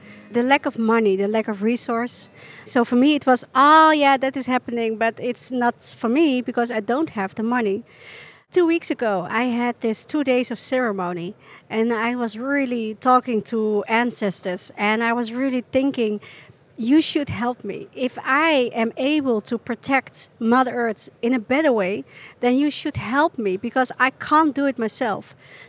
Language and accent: English; Chile; born there; I was born in Chile, and 10 minutes after I was born, I was taken by nuns